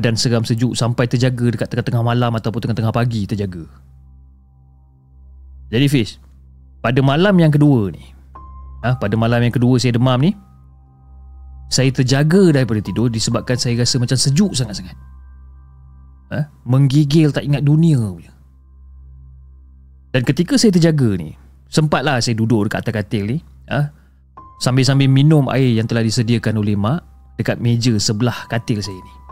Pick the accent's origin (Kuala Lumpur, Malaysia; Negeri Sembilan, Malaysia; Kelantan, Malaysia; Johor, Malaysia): Johor, Malaysia; Johor Bahru; dan saya berasal dari Johor Bahru.